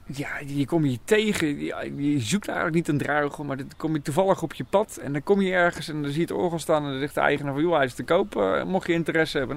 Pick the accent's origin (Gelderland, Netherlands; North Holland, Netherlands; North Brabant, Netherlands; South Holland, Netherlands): South Holland, Netherlands; Nieuwkoop; ik kom uit Nieuwkoop